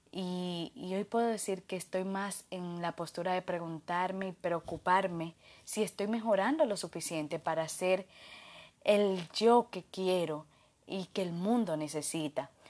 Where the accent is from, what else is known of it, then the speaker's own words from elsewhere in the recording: Dominican Republic; de República Dominicana, psicólogo organizacional especialista en gestión humana y felicidad laboral